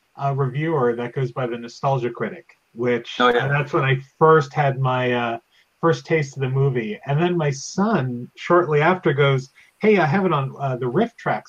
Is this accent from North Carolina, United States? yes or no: no; San Francisco, California, United States; I grew up in San Francisco.